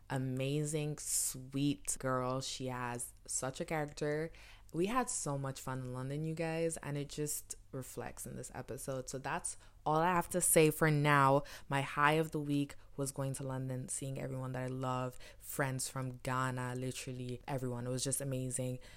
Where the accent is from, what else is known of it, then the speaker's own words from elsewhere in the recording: Cameroon; I'm from Cameroon.